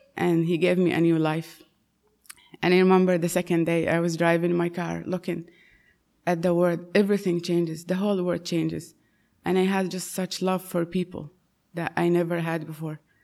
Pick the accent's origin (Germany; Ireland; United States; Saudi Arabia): Saudi Arabia; moved away; I was born and raised in Saudi Arabia, in a Muslim home